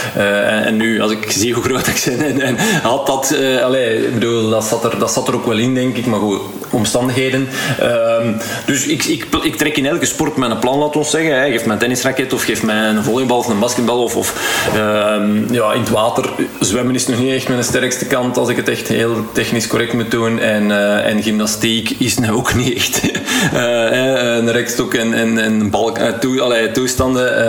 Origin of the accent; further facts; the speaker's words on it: Heist-op-den-Berg, Flanders, Belgium; ik ben van Eist van den Berg afkomstig